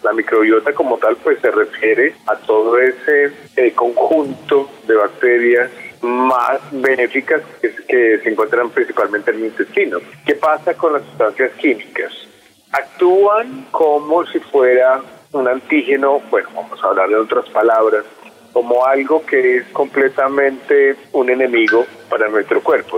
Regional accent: Colombia; aquí en Colombia

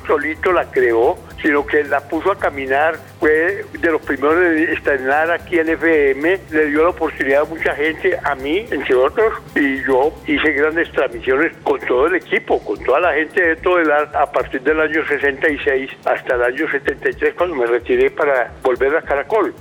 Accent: Medellín, Antioquia, Colombia; yo soy de Medellín

